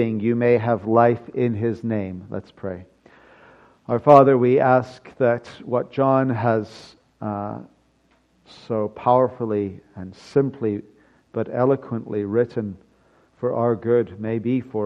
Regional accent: United Kingdom; being British

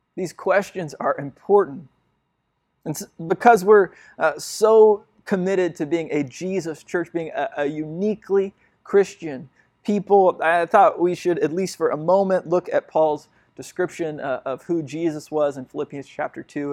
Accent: United States; my place at, in the world as an American has brought me a lot of privilege

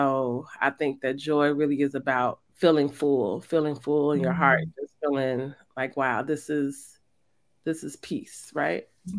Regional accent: Illinois, United States; because we grew up in Auburn Gresham.

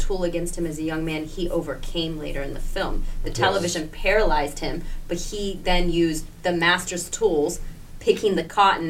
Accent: South Carolina, United States; South Carolina.

